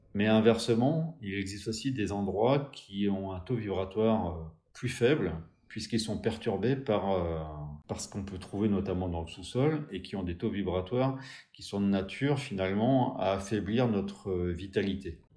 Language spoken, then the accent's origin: French; Pays Bigouden, South Finistère, Brittany, France; je suis originaire du Sud Finistère, plus précisément du Pays Bigouda, un endroit d'où je, où j'ai grandi